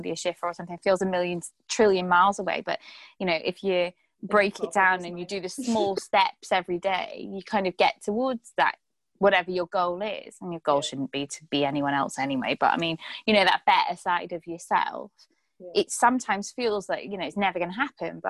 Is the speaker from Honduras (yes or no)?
no; Ireland; We're Irish. We have to eat potatoes. We're Irish.